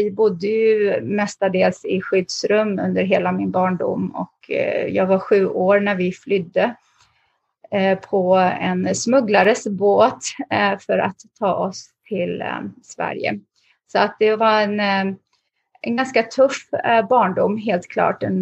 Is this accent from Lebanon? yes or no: yes; Lebanon; born there; när jag föddes så föddes jag faktiskt mitt bland bomber.